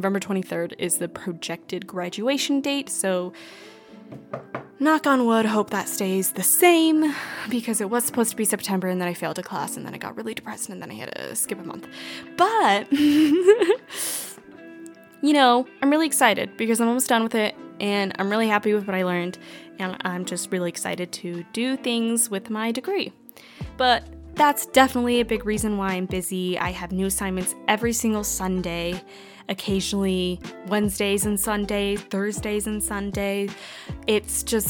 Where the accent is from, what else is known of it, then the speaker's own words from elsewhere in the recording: Washington, United States; moved away as an adult; now in Arizona, United States; I was born and raised in Washington State, and then I moved to Arizona in August